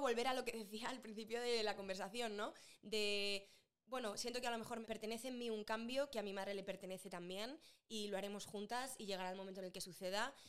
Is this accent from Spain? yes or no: yes; Madrid, Community of Madrid, Spain; moved away; yo me fui de Madrid muy enamorada de Madrid